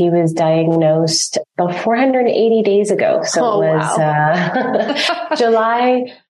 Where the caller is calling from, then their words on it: Ontario, Canada; I'm calling in from Ontario, Canada.